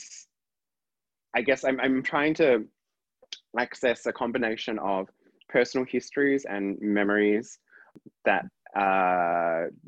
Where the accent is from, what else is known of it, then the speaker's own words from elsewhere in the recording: Perth, Western Australia, Australia; growing up in Perth